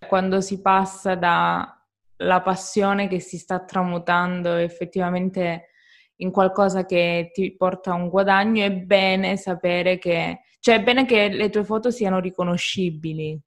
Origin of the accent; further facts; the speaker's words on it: Calabria, Italy; io sono calabrese